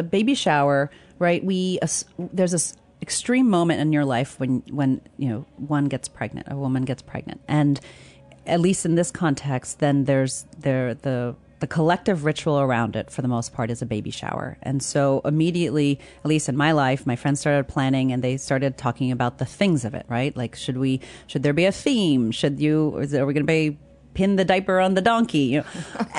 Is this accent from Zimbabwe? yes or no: yes; Zimbabwe; born there; also born or lived in Tucson / Virginia; I was born in Zimbabwe. My mother's an anthropologist. She's Indian. My father's white American, and he's a hydrologist.